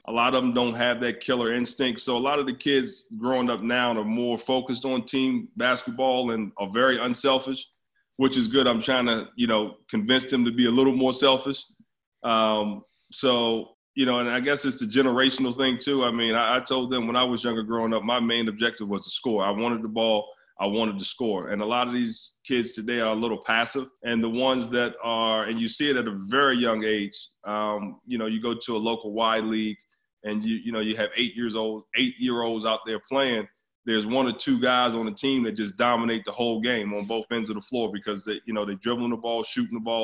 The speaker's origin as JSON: {"language": "English", "town": "Baltimore", "region": "Maryland", "country": "United States", "tie": "born or raised there", "moved": "yes", "lives_now": "Orange County, United States", "said": "I grew up in Baltimore"}